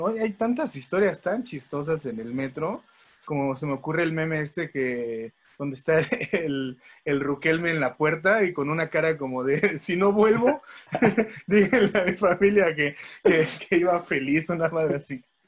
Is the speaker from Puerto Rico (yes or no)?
no; Mexico City, Mexico; Los demás somos capitalinos.